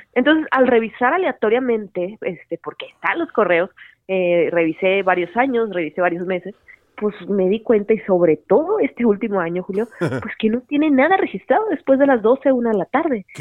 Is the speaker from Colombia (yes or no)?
no; Hermosillo, Sonora, Mexico; moved away as an adult; now in Mexico City, Mexico; yo soy de Sonora, de Hermosillo, Sonora, ya estudié y todo. Y allá empecé eh, a trabajar en un, en un periódico desde los 18 años.